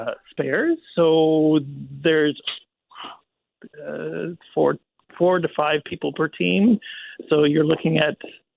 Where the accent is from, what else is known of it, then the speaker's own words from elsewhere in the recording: Canada; moved away; also born or lived in Texas, United States; I am Canadian, but I lived in the state of Texas for 27 years. So when I moved back